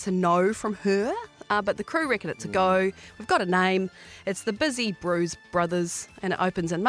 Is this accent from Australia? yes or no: yes; Australia; And as an Aussie chick